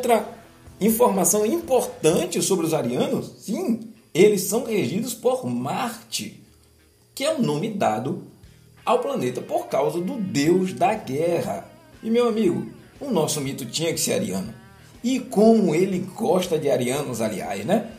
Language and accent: Portuguese; Brazil; sou brasileiro